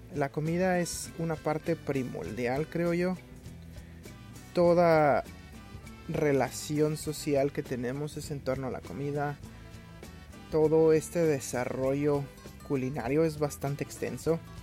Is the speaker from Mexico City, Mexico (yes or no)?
yes; Mexico City, Mexico; moved away; mi ciudad de origen, que es la Ciudad de México